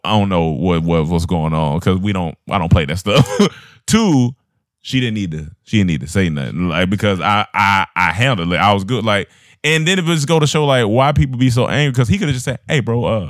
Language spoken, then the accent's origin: English; North Carolina, United States; I like my home state